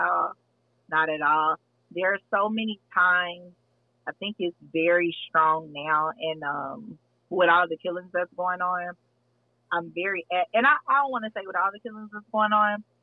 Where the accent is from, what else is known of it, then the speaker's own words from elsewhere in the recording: Texas, United States; I'm from Texas, so we like Tex Mex Tex-Mex here